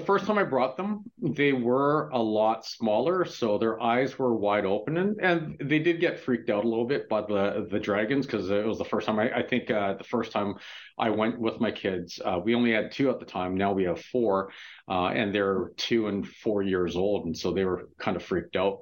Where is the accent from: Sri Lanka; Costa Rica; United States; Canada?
Canada; Vancouver, British Columbia; growing up in Vancouver as a little kid